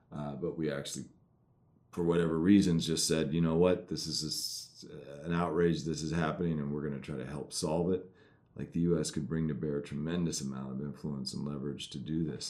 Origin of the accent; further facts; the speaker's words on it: United States; I'm an American citizen